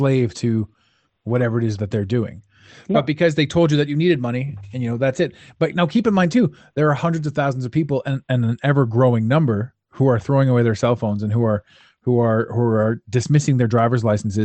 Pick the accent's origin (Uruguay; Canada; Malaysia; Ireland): Canada; as a Canadian citizen